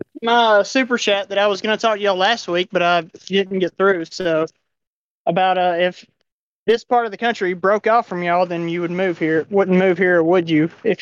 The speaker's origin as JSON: {"language": "English", "region": "Tennessee", "country": "United States", "accent": "twang", "said": "Yeah, I have the real twang because I'm from Southern Tennessee."}